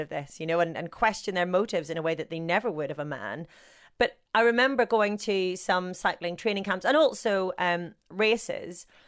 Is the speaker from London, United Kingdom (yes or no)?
no; Northern Ireland, United Kingdom; accent: Northern Irish; I've got my Northern Irish accent